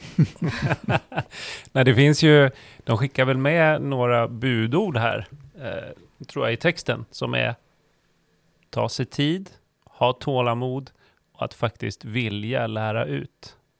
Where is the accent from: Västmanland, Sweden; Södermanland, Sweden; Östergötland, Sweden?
Östergötland, Sweden; Norrköping; moved away; det är ju min hemstad